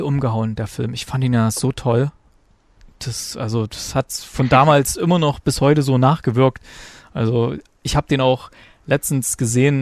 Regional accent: East Germany, Germany; bei uns in der DDR

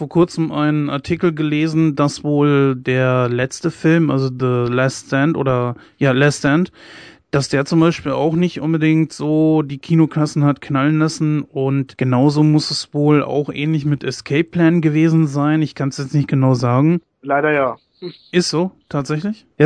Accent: Germany; ich persönlich als äh, Deutscher, ich kann mir das nicht lange geben.

